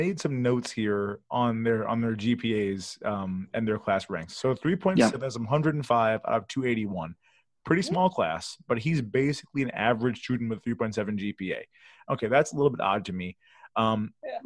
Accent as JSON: {"language": "English", "region": "Midwest", "country": "United States", "said": "I'm from the Midwest"}